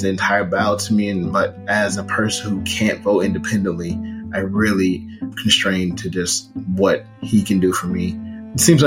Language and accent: English; St. Louis, Missouri, United States; Growing up in St. Louis, I was a part of the DSEC program